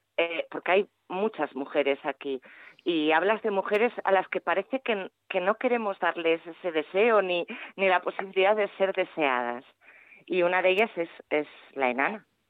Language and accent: Spanish; Galicia, Spain; mi tierra